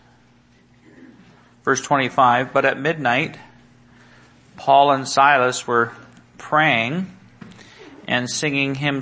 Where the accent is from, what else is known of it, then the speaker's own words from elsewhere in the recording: Salmon Arm, British Columbia, Canada; My family, we're from Salmon Arm, or from British Columbia, but my family was from Salmon Arm. It's a small town, 4 hours, 5 hours north of Vancouver.